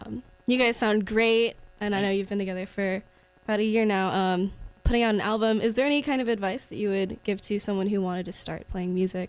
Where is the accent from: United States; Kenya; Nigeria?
United States; Raleigh, North Carolina; I've lived in Raleigh my whole life.